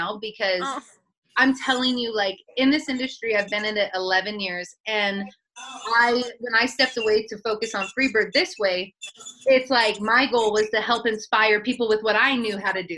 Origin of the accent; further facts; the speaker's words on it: Northern California, United States; also born or lived in Santa Monica / Dallas; now in Reno, United States; I'm from the West Coast. I'm from Northern California